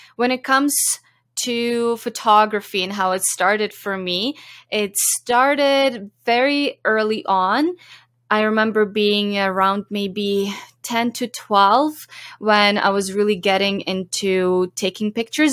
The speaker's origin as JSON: {"language": "English", "town": "Zhovkva", "region": "Lviv Oblast", "country": "Ukraine", "tie": "born or raised there", "moved": "as an adult", "lives_now": "Canada", "said": "I grew up in Ukraine and I lived there till I was eighteen."}